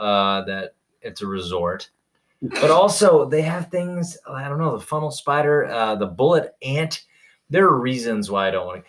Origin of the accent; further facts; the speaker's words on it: Louisiana, United States; Louisiana, my home state